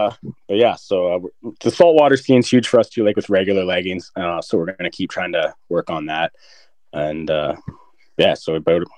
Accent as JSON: {"language": "English", "country": "Canada", "said": "they like that and stuff, that we're Canadian and stuff."}